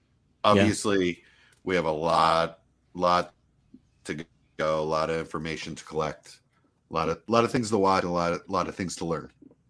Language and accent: English; New Jersey, United States; I'm from Jersey.